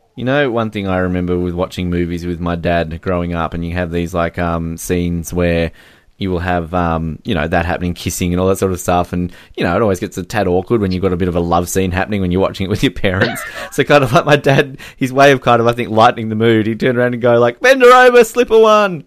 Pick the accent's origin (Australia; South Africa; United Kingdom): Australia; I'm Australian.